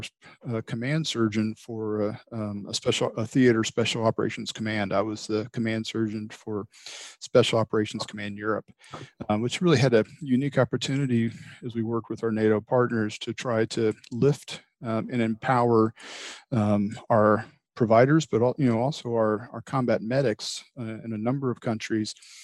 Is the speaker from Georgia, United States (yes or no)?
yes; Atlanta, Georgia, United States; moved away as an adult; also born or lived in San Antonio, Texas / St. Louis area; I'm from Georgia originally, born and raised in the Atlanta area.